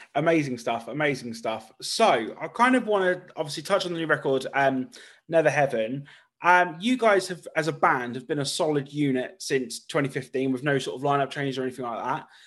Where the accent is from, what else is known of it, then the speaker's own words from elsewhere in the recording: United Kingdom; my hometown in, in the U K